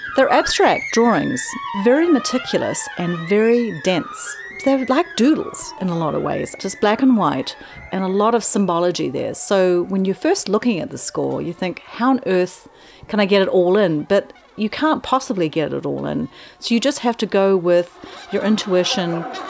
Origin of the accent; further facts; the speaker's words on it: New Zealand; now in Oregon, United States; I'm originally from New Zealand